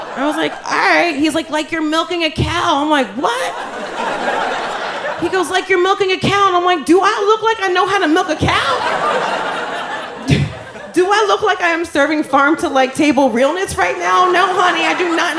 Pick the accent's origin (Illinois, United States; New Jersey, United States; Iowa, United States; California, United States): New Jersey, United States; I'm from Jersey